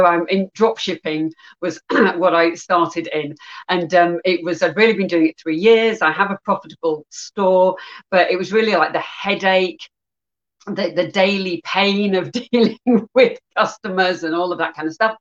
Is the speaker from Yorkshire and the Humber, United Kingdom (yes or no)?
yes; Yorkshire and the Humber, United Kingdom; now in Woking, United Kingdom; I am from England. I'm originally from Yorkshire in the north of England, but I live in the south of England.